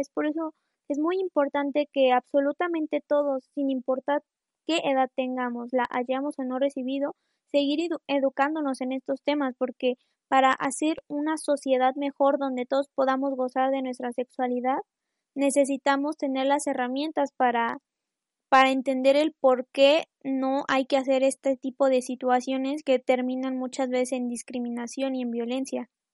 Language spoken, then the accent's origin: Spanish; Mexico; yo soy de México